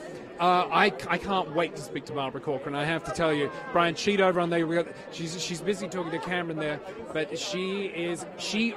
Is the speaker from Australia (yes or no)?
yes; Australia; accent: Australian; That's my Australian accent.